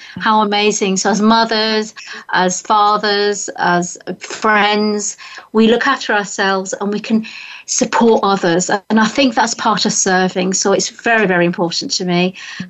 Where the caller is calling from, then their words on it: Hartfield, South East England, United Kingdom; I'm in the UK, so I'm 1 hour from London. I'm actually in a very famous village, which is the birthplace of Winnie the Pooh. Village called Hartfield.